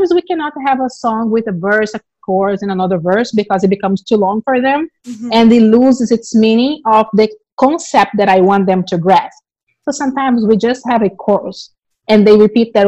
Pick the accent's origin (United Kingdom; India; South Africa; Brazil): Brazil; English is a second language; moved away as an adult; now in United States; I'm originally from Brazil. I've been living in the US for about 18 years.